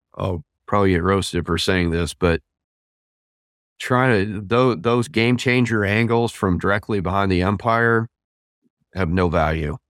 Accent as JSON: {"language": "English", "region": "Southeast Kansas", "country": "United States", "tie": "born or raised there", "said": "I grew up near Kansas City in Southeast Kansas."}